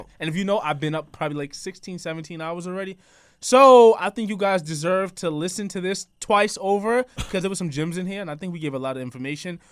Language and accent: English; New York City, New York, United States; I'm from Queens